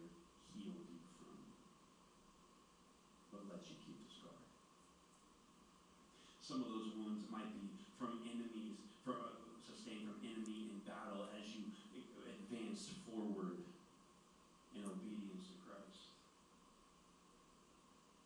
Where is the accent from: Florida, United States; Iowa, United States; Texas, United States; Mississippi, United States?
Florida, United States; Clearwater; I grew up in Clearwater outside of Tampa